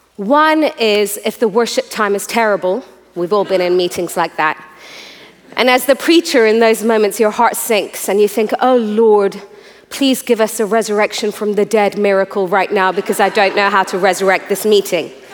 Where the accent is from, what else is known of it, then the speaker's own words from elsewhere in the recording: Iran; I'm a third generation preacher, and I was born in Iran